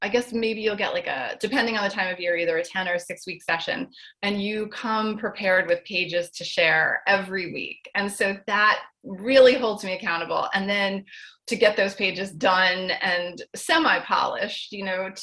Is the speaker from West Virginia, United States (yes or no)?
no; Chatham, New Jersey, United States; I'm in Morris County in Chatham.